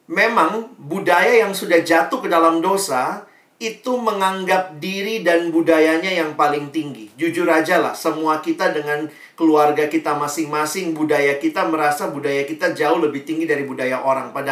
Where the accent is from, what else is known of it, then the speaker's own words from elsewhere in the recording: Makassar, South Sulawesi, Indonesia; Papa saya Ambon asli, mama saya Manado, Tionghoa. Nah, mereka ketemunya di Makassar, makanya saya lahir besar di Makassar.